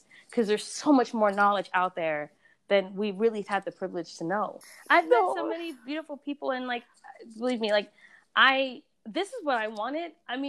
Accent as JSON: {"language": "English", "country": "Sierra Leone", "said": "Yeah, I'm from Sierra Leone, but but I'm also Scandinavian."}